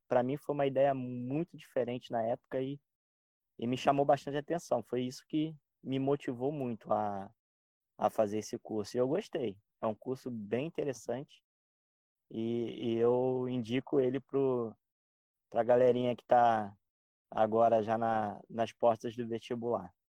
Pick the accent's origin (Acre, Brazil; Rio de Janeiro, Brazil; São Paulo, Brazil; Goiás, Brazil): Rio de Janeiro, Brazil; moved away as an adult; also born or lived in Baixada Santista; now in Santos, Brazil; eu morava no Rio de Janeiro, sou carioca